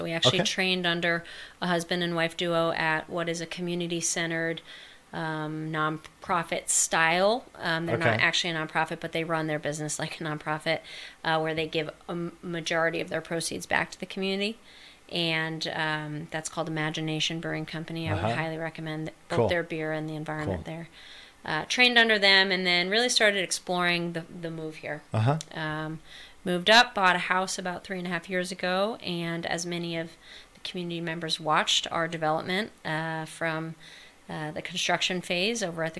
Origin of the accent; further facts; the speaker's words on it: Rhode Island, United States; moved away as an adult; also born or lived in Montana; now in Sandpoint, United States; So actually born and raised on the East Coast in Rhode Island.